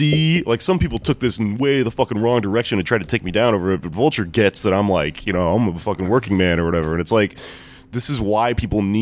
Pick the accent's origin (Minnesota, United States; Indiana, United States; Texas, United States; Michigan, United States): Texas, United States; I'm fucking from Texas